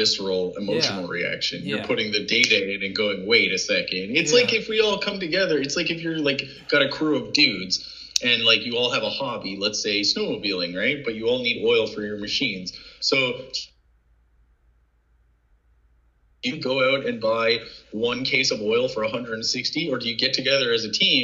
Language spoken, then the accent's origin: English; Canada; Canadians travel to the States